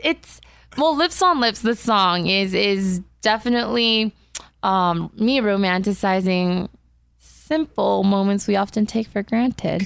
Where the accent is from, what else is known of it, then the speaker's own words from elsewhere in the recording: Diamond Bar, California, United States; moved away; also born or lived in South Korea; I grew up in Diamond Bar